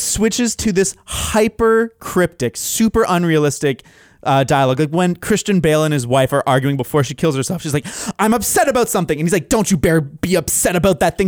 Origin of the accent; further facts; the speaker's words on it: London, United Kingdom; accent: Cockney; a English person with a Cockney accent